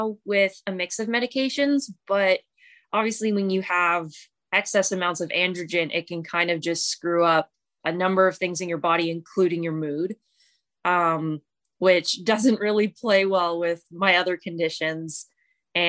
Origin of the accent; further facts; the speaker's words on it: London, Ontario, Canada; I'm from London, Ontario, Canada.